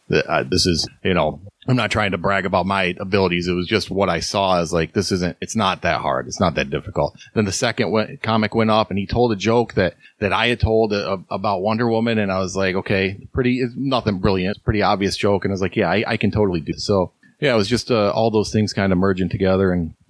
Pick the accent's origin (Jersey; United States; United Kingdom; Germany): United States; Syracuse, New York; moved away as an adult; Yeah, I grew up in Syracuse. Lived there all my life till I joined the Navy and bounced around, of course.